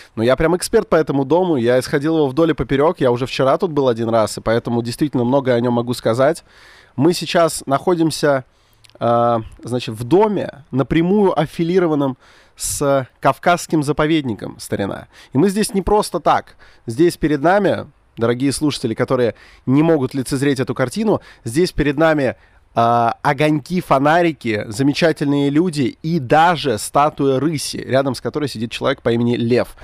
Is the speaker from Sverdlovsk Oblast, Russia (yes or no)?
no; Khimki, Moscow Oblast, Russia; я вроде как из Подмосковья, из города Химки